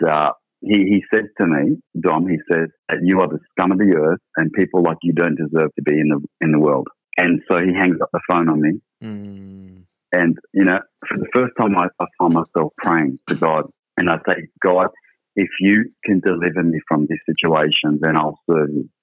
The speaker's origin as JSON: {"language": "English", "town": "Sydney", "region": "New South Wales", "country": "Australia", "tie": "born or raised there", "said": "I grew up in Sydney and uh, initially lived in a place called King's Cross"}